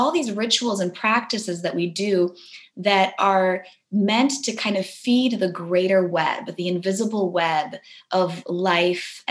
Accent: Warsaw, Masovian Voivodeship, Poland; moved away; I was born in Poland. I was born in Warsaw during the kind of end of the communism era

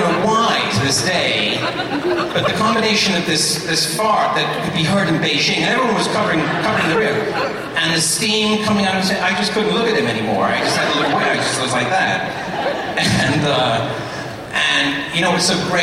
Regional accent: England, United Kingdom; I grew up in England

